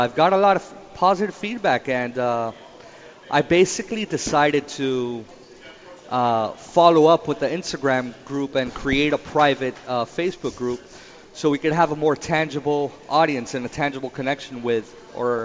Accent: Miami, Florida, United States; I was born in Miami. Okay. My parents are from Cuba

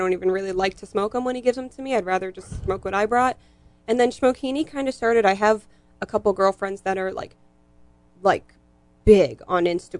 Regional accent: Hollywood, Florida, United States; I grew up in Hollywood. So a little bit north.

